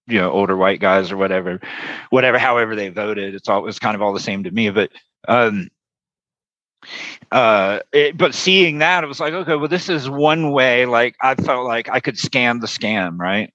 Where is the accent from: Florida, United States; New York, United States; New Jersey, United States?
Florida, United States; when I was very young, I grew up in Florida